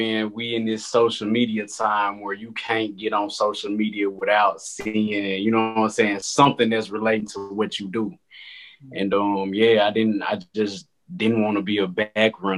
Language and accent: English; Memphis, Tennessee, United States; I'm from Memphis, Tennessee, and I am a photographer.